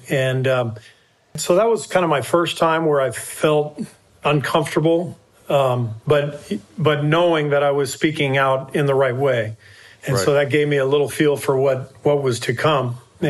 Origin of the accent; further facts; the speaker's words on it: Los Angeles, California, United States; I've been playing with Black teammates and friends since I was, you know, in junior high, growing up in Los Angeles in integrated schools.